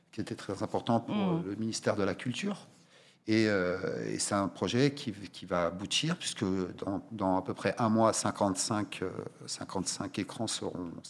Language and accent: French; Oriental, Morocco; Moi, je suis originaire de la région de l'Oriental. Nous n'avons malheureusement pas une seule salle